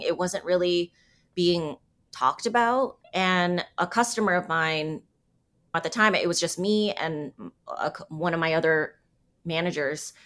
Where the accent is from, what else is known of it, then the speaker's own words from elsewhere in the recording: San Diego, California, United States; moved away as an adult; also born or lived in New York / Vietnamese ancestry; now in Kansas City, United States; I grew up in San Diego. I lived in New York for ten years.